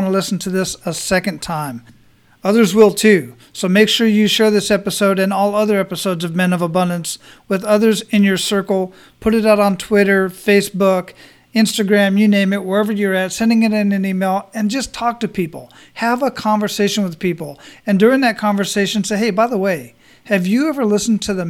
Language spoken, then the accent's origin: English; Phoenix, Arizona, United States; also born or lived in Germany; now in Florida, United States; I'm originally from Phoenix, Arizona. But I've lived in Germany